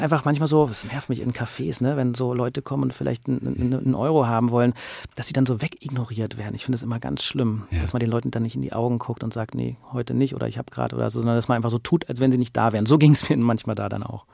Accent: Berlin, Germany; ich bin ja selber Berliner und ich kenne das seit meiner Kindheit

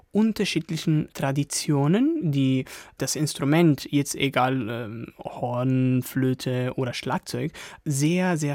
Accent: Turin, Piedmont, Italy; now in Germany; Aus Turin.

